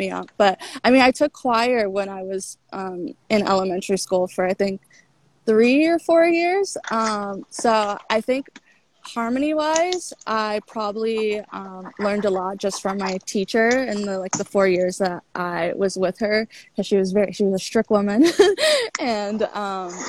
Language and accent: English; Washington, District of Columbia, United States; moved away as an adult; now in New York City, United States; I'm from DC, the DC area, which is where I'm at right now. But I live in New York City. I've been living there for 7 years